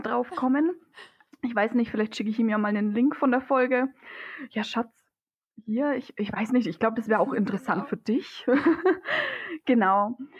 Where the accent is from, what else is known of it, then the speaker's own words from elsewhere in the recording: Germany; bei uns in Deutschland